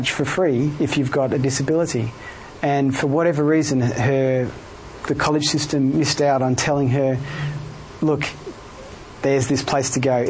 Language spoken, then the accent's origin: English; Melbourne, Victoria, Australia; moved away as an adult; now in Cambridge, United Kingdom; I'm from Melbourne